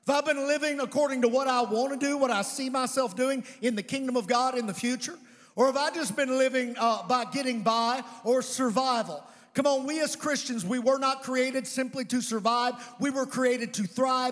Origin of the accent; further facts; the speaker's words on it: Providence, Kentucky, United States; I was raised in Providence, Kentucky